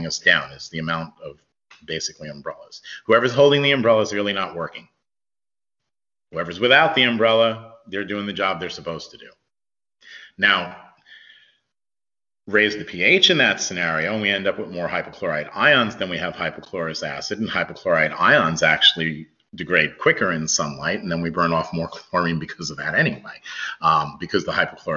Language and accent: English; New York, United States; I grew up in New York